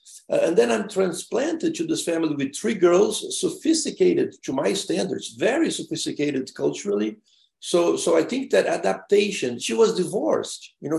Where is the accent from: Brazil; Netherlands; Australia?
Brazil; Rio Grande do Sul; I'm a gaucho. I was born way down in the south of Brazil, almost in the border with Uruguay. I came to the States in 1974 for a full year program.